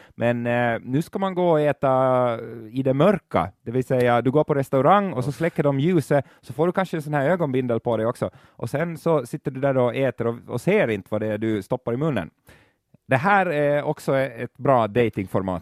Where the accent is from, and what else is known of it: Finland